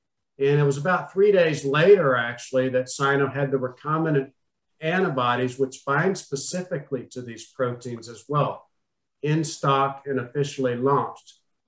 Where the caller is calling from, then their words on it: Austin, Texas, United States; Austin, Texas.